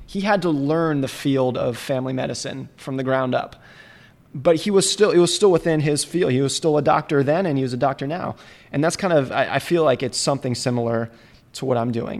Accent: United States; I grew up ski racing in Lake Tahoe

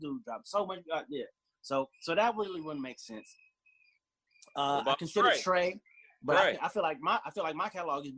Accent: Las Vegas, Nevada, United States; I grew up in Vegas, and that was primarily where I was at.

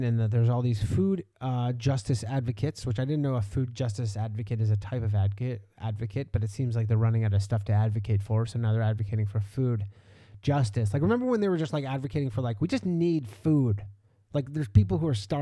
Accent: Canada; Canada doesn't really have food

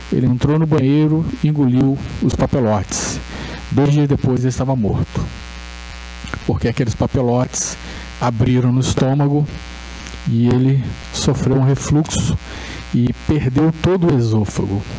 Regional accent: Resende, Rio de Janeiro, Brazil; eu sou de, eu sou de Resende

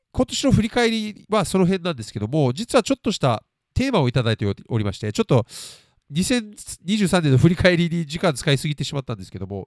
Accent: Mie, Japan; also born or lived in Tondabayashi, Osaka; で、まあもちろん日本の学校に、あの自分、三重県の小学校と、えー、富田林市っていう大阪にある、えー、結構田舎の市なんですけども

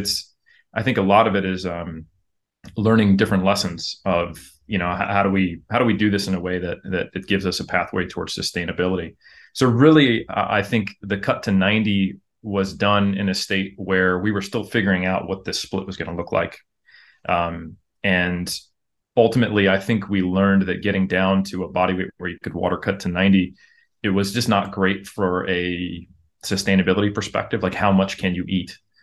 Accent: United States; moved away as an adult; now in New Zealand; I am American

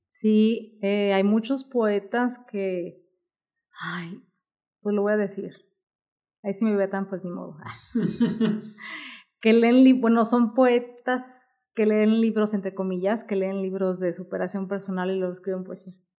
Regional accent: Guadalajara, Jalisco, Mexico; yo soy de aquí de Guadalajara

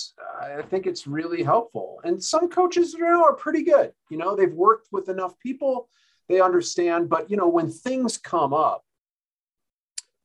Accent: Denver, Colorado, United States; I was born in Denver, lived here through my early childhood.

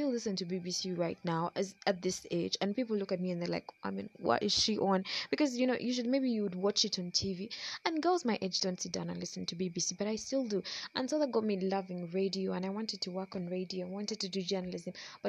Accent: Uganda; I have a great time doing this because I'm from Uganda.

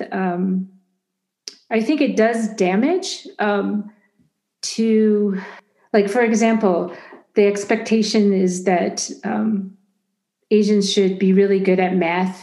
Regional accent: United States; first language Chinese; English is a second language; even though I was born in America, I spoke Chinese up until age 5, and you can't hear an accent

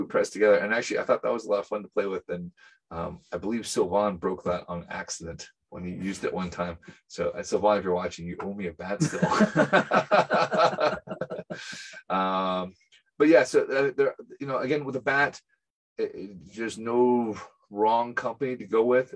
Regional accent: United Kingdom; being a British baseball player

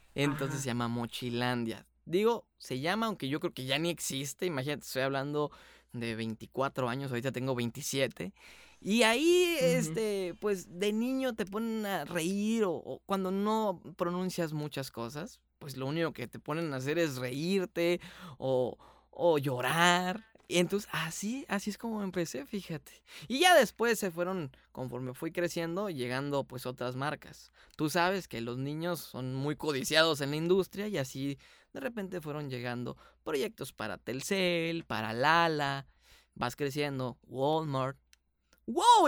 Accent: Hermosillo, Sonora, Mexico; nosotros acá somos del norte, de Hermosillo, en Sonora

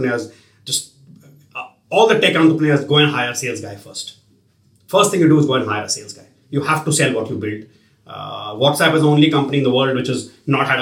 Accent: Dehradun, Uttarakhand, India; now in Bangalore, India; I'm from Dehradun, which is a beautiful city. We have a lovely home there

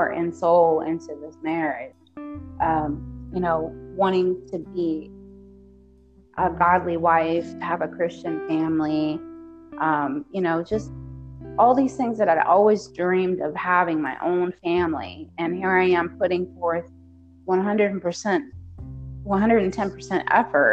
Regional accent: United States; I'm American

